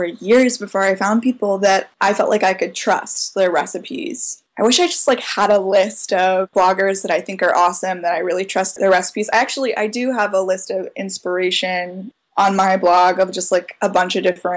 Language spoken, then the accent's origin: English; Charlottesville, Virginia, United States; I'm from Charlottesville